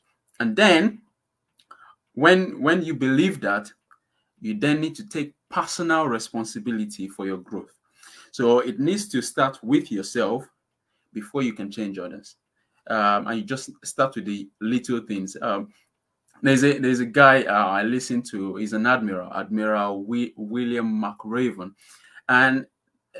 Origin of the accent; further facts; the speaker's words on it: Nigeria; now in United Kingdom; I'm from Nigeria